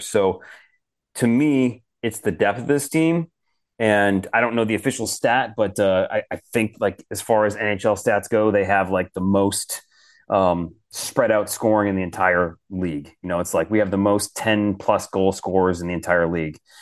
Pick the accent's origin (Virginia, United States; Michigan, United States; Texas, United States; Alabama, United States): Michigan, United States; Detroit; moved away; I grew up in Detroit, so I'm born and raised a Detroit Red Wings fan